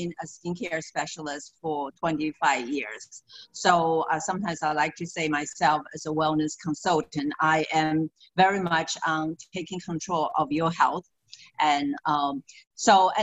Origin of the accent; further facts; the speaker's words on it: Taiwan; moved away as an adult; also born or lived in Maryland, United States; now in Florida, United States; I'm actually originally from Taiwan, and I came here and I got a degree in food nutrition